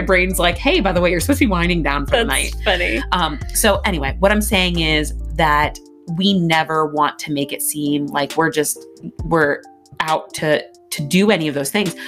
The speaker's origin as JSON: {"language": "English", "region": "Pennsylvania", "country": "United States", "tie": "born or raised there", "said": "I was raised in Pennsylvania"}